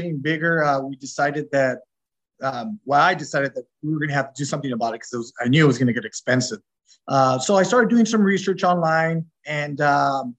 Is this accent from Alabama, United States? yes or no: no; Southern California, United States; We're from Southern California. We lived here all our lives, so we're natives.